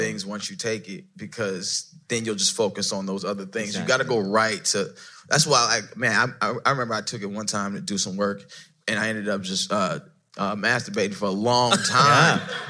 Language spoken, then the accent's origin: English; Mississippi, United States; Yeah, we're from the South, Mississippi, so you know the story.